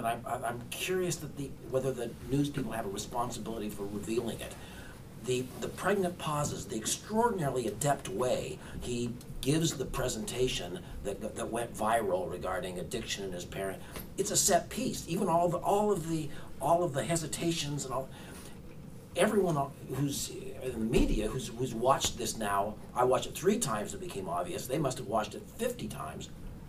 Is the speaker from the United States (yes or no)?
yes; Oregon, United States; I'm from Oregon